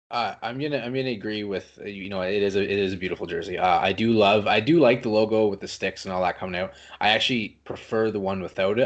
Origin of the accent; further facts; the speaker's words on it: Canada; I am French Canadian